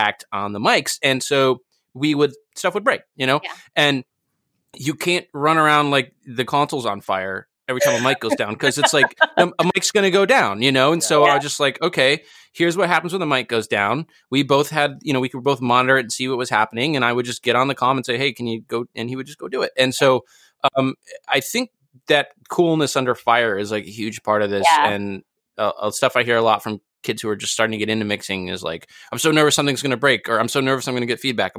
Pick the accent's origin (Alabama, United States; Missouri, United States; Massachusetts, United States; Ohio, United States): Massachusetts, United States; Boston; I'm from Boston